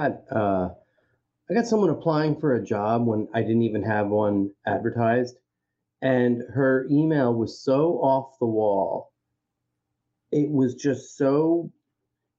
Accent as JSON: {"language": "English", "area": "Long Island", "region": "New York", "country": "United States", "tie": "born or raised there", "said": "growing up in Long Island, or failing to grow up in Long Island"}